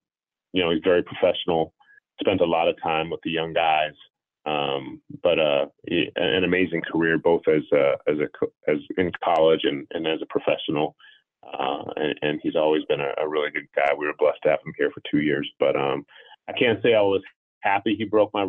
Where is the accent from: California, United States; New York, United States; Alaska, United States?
Alaska, United States; Anchorage; also born or lived in Palo Alto; Yeah, my dad got his PhD from Stanford Hospital, and so that's why I was born in Palo Alto. And within the first 6 months of me being on this earth, we moved up to Anchorage, Alaska.